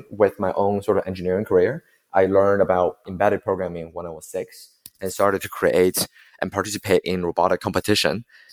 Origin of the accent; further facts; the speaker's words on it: Beijing, China; I'm from Beijing